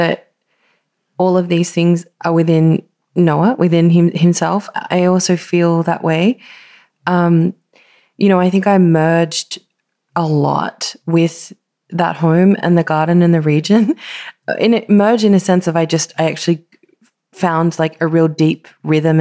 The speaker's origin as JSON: {"language": "English", "country": "Australia", "tie": "born or raised there", "also_born_or_lived": "Northern Rivers, New South Wales", "said": "I always felt sort of a bit estranged from being an Australian, even though I was born here"}